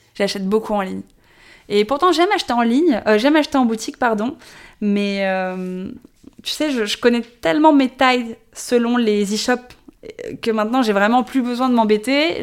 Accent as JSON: {"language": "French", "town": "Paris", "region": "Île-de-France", "country": "France", "tie": "born or raised there", "said": "je suis née, j'ai grandi à Paris"}